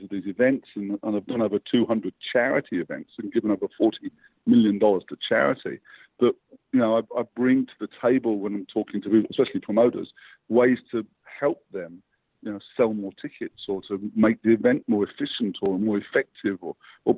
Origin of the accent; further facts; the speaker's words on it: England, United Kingdom; now in Australia; I grew up in England, where it's bloody dark